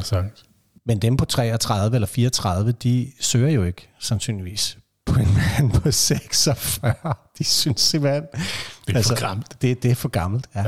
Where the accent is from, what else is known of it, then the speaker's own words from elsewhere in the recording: Vestegnen, Capital Region of Denmark, Denmark; Jeg er opvokset på Vestegnen